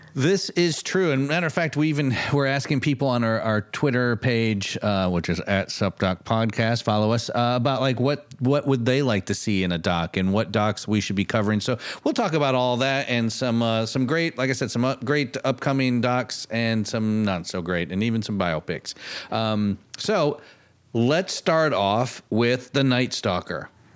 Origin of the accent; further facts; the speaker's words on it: Michigan, United States; growing up in Michigan